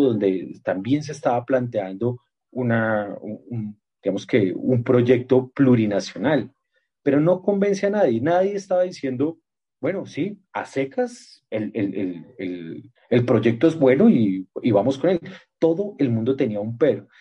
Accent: Colombia; como colombianos

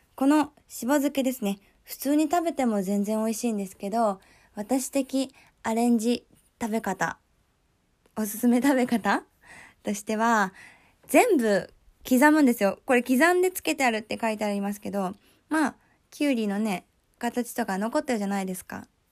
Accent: Kyoto, Japan; 私は、京都出身

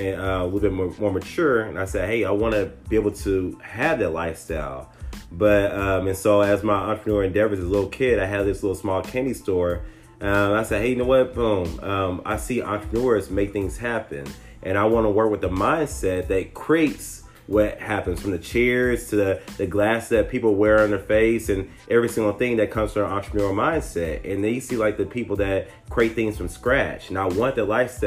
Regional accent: Tyler, Texas, United States; I'm originally from Tyler, Texas, a little small country town

